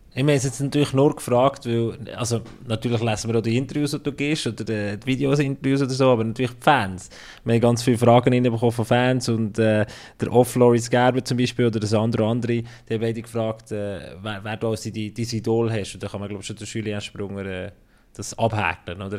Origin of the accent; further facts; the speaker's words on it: Bern, Switzerland; moved away; also born or lived in Fribourg; als ich als Berner zuerst mal bei Freiburg kam